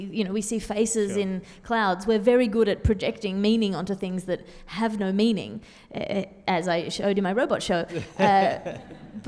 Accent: Sydney, New South Wales, Australia; born or raised there

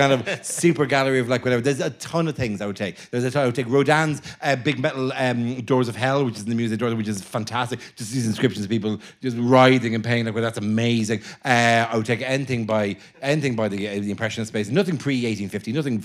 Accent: Ireland; I'm Irish

